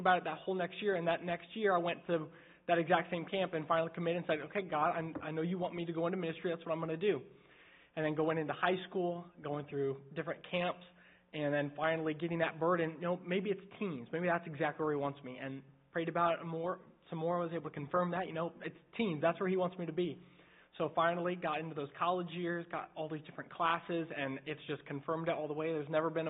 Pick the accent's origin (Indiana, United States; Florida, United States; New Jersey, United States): Indiana, United States; I grew up in Indiana